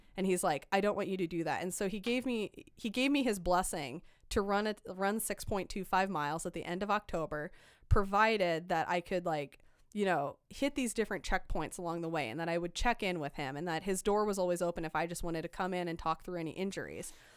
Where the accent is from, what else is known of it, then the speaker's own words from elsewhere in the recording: Iowa, United States; moved away; I'm from Iowa.